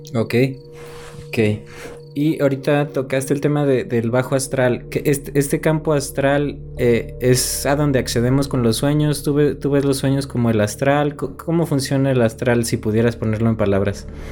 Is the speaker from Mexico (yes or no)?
yes; Mexico; yo soy de un pueblo pequeño de acá de México